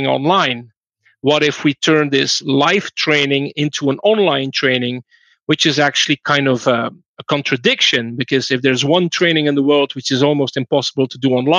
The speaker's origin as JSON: {"language": "English", "country": "Belgium", "said": "I'm from Belgium"}